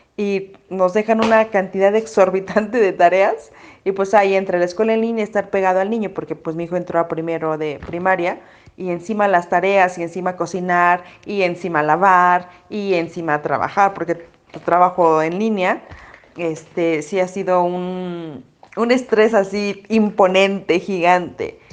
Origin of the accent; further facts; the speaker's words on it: Mexico City, Mexico; moved away as an adult; now in Hidalgo, Mexico; Yo soy de la Ciudad de México y me tuve que mudar a Hidalgo